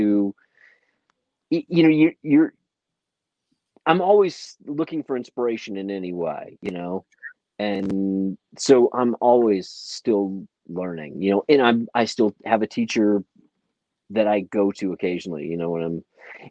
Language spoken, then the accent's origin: English; St. Louis, Missouri, United States; when I was a kid I grew up in St. Louis